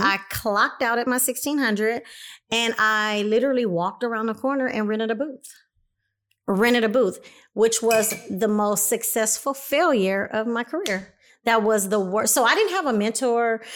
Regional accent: Compton, California, United States; moved away as an adult; also born or lived in Los Angeles, California; now in Inland Empire, United States; I came from Los Angeles, California, by way of Compton, 'cause I did my first part of life in Compton, California

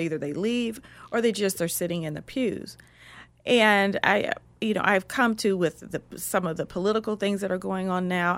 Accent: Columbus, Ohio, United States; I'm from Columbus, Ohio

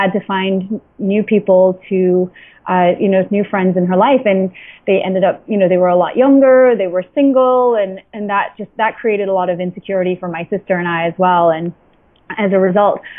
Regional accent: Antigua & Barbuda; now in New York, United States; I was born and raised in Antigua, an island in the Caribbean

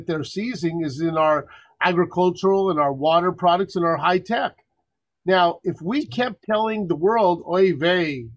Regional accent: El Paso, Texas, United States; born or raised there; now in Livingston, New Jersey, United States

